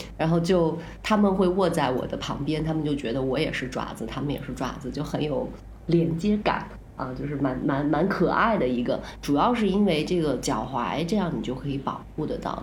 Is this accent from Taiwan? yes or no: no; northern China, China; moved away as an adult; also born or lived in Jiangxi; now in Chiang Mai, Thailand; 我是在北方长大，去南方读大学，第一个冬天在江西过